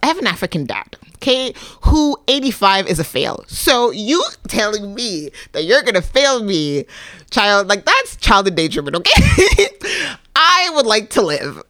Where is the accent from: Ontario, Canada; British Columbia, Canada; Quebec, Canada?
Quebec, Canada; also born or lived in Libya; now in Toronto, Canada; I was raised in Quebec